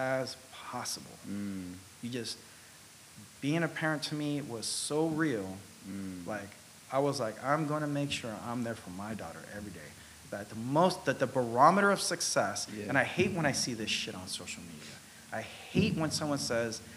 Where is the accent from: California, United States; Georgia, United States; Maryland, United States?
California, United States; San Diego; moved away as an adult; also born or lived in Japan / Taiwan / New York City / Hawaii; now in San Francisco, United States; when I grew up in San Diego